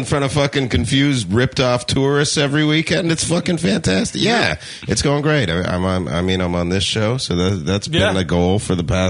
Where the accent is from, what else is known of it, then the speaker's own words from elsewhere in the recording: Canada; moved away as an adult; now in United States; I'm from Canada originally.